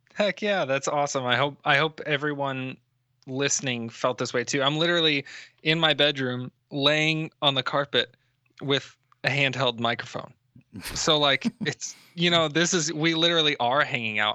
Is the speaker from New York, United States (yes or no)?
no; Tampa, Florida, United States; I'm from Tampa